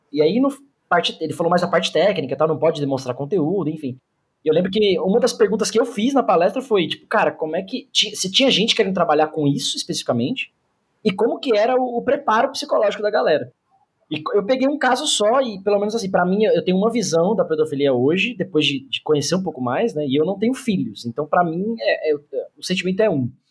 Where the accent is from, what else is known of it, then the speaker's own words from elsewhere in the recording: Mauá, São Paulo, Brazil; also born or lived in Santo André; eu não nasci em Mauá, mas me cresci, me cresci não, né? Cresci lá. Então eu conheço a quebrada ali